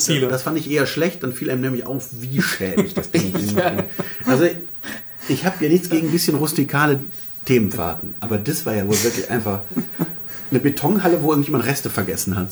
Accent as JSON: {"language": "German", "country": "Germany", "said": "wir als Deutsche"}